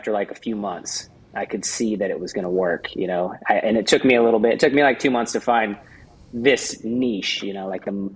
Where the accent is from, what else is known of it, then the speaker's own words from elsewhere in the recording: Coeur d'Alene, Idaho, United States; moved away as an adult; also born or lived in Fullerton, California; now in Huntington Beach, United States; I was born in Fullerton, California, but I moved up to Idaho when I was 9. So I lived in Idaho for most of my life. Up in like the Coeur d'Alene area